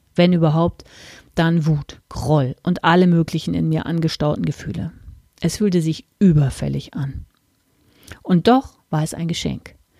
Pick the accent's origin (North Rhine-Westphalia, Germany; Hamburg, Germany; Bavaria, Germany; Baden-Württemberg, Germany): Hamburg, Germany; moved away; also born or lived in Hesse; in meiner alten Heimat im Norden Deutschlands